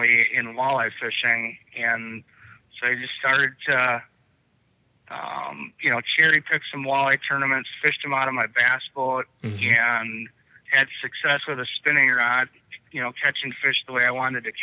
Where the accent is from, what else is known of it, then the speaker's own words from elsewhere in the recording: Pewaukee, Wisconsin, United States; I grew up on Pewaukee Lake